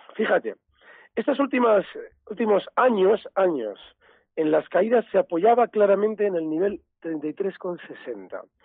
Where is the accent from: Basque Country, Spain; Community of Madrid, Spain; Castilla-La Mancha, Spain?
Basque Country, Spain; los vascos somos de la BBV